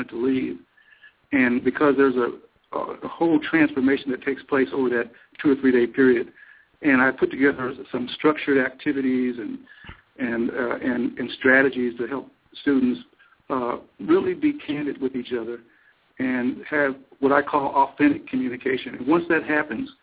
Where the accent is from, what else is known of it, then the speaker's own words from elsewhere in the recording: Missouri, United States; moved away as an adult; also born or lived in Wisconsin; now in Madison, United States; I'm originally from Missouri.